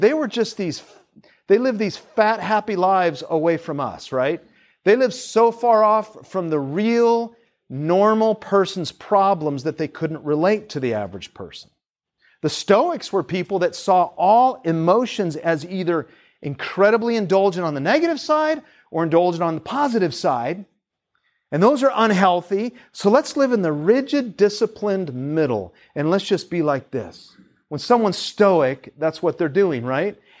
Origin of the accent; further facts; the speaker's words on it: Seattle, Washington, United States; moved away as an adult; also born or lived in Tacoma; now in Tampa, United States; we grew up in Seattle